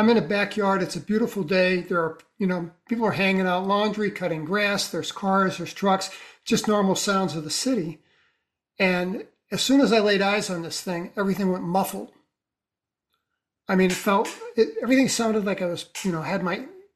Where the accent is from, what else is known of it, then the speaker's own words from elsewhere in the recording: St. Louis, Missouri, United States; I was born in East St. Louis, and then we moved over to the other side and lived in a red brick row house in St. Louis City.